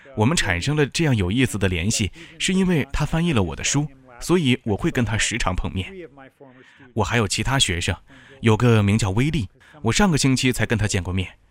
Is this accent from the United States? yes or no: yes; United States; moved away as an adult; also born or lived in Egypt; now in Chengdu, China; 我们来自美国